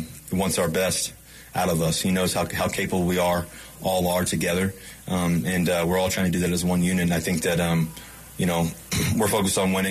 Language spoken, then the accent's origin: English; Virginia, United States; now in Denver, United States; I grew up in Virginia.